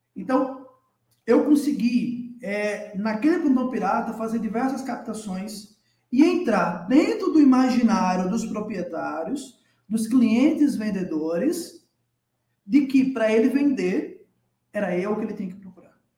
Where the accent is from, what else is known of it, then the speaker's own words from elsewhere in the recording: Natal, Rio Grande do Norte, Brazil; moved away as an adult; now in São Paulo, Brazil; eu hoje estou morando em São Paulo, mas eu sou de Natal, sou natalense, tá? nascido e criado na capital do Rio Grande do Norte, na cidade do Sol Natal